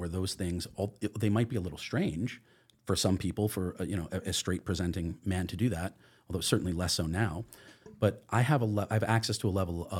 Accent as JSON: {"language": "English", "region": "New York", "country": "United States", "tie": "born or raised there", "said": "I have the advantage of having been born in New York. Mm-hmm. I grew up just outside of New York City, and I am from a liberal family."}